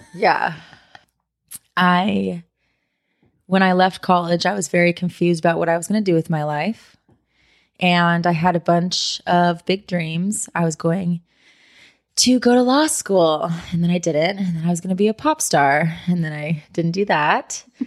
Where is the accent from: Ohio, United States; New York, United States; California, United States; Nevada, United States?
California, United States; San Diego; moved away as an adult; now in Los Angeles, United States; I grew up in San Diego, and I moved to L A about six years ago to go to school